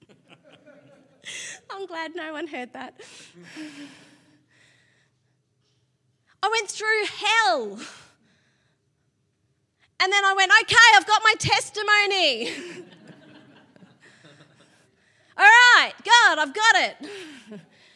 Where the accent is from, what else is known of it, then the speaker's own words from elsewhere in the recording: Sydney, New South Wales, Australia; now in Melbourne, Australia; My brother Matt got married first, and we're from Sydney